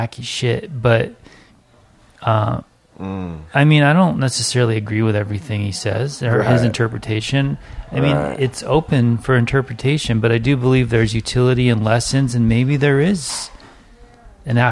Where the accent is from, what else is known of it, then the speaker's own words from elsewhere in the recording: California, United States; I'm a fucking born and raised California, third generation